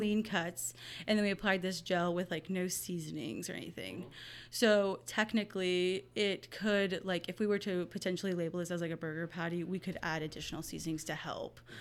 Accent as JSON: {"language": "English", "town": "Hallettsville", "region": "Texas", "country": "United States", "tie": "born or raised there", "said": "I grew up in Hallettsville, Texas"}